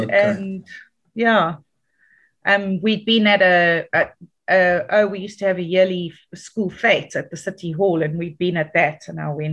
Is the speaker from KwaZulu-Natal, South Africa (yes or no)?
yes; Dundee, KwaZulu-Natal, South Africa; also born or lived in Johannesburg (Germiston) / Dannhauser; now in Durban, South Africa; I grew up in Dundee. Was a very conservative Afrikaans town